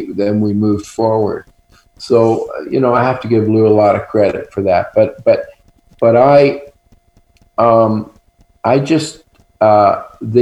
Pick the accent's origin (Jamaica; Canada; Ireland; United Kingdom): Canada; Toronto, Ontario; moved away as an adult; also born or lived in Brooklyn, New York, United States / Los Angeles, United States; I was born in Brooklyn, but I grew up mostly in Toronto